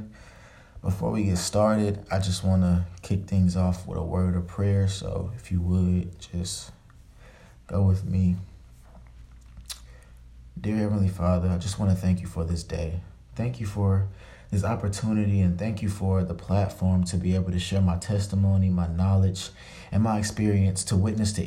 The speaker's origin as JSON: {"language": "English", "town": "Dallas", "region": "Texas", "country": "United States", "tie": "born or raised there", "also_born_or_lived": "Tuskegee, Alabama", "moved": "as an adult", "said": "I'm from Dallas, Texas, and I am a graduating senior"}